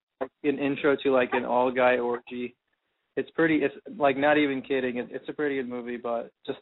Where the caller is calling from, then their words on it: Phoenix, Arizona, United States; I'm 22, calling from Phoenix.